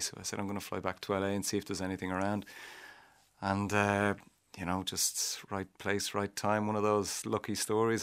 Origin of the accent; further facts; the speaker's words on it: Ireland; I was Irish